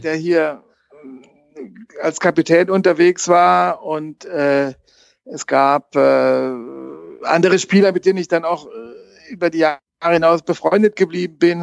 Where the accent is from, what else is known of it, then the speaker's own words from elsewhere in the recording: Bielefeld, North Rhine-Westphalia, Germany; now in Freiburg, Germany; als Westfale, als gebürtiger Westfale